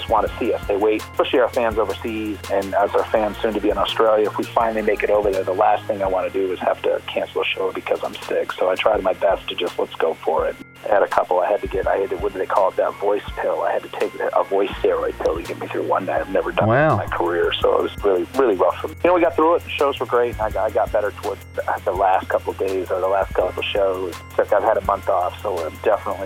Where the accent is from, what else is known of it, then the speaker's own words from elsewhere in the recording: Michigan, United States; I'm from Michigan